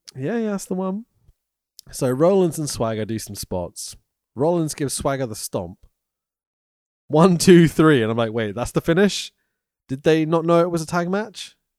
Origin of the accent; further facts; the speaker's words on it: Welsh, Wales, United Kingdom; I'm quite Welsh